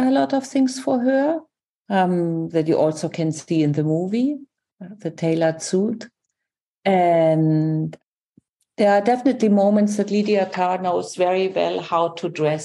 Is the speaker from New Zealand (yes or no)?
no; Germany; I'm from Germany.